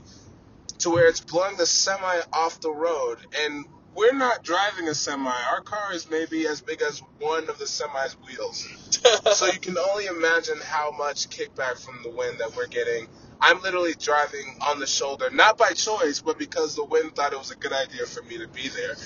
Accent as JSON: {"language": "English", "region": "Texas", "country": "United States", "said": "we're from Texas"}